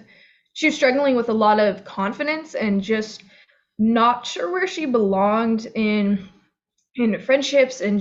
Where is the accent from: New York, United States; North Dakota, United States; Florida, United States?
Florida, United States; I grew up in Florida